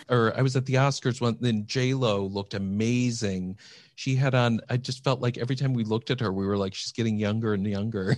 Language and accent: English; Iowa, United States; moved away; That's where I grew up. Yep, I grew up in Iowa